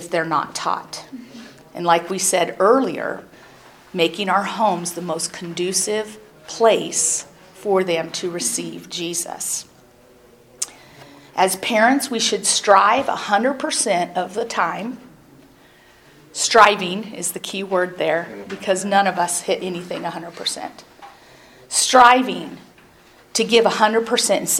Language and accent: English; Iowa, United States; growing up in Iowa